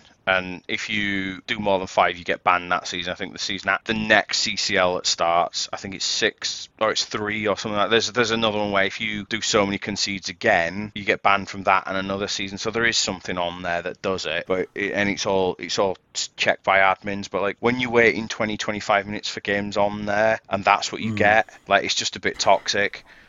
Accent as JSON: {"language": "English", "country": "United Kingdom", "said": "I'm British."}